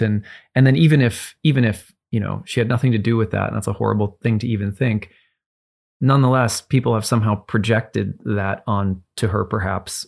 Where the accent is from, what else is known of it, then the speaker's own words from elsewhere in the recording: Cambridge, Minnesota, United States; I grew up in Cambridge, Minnesota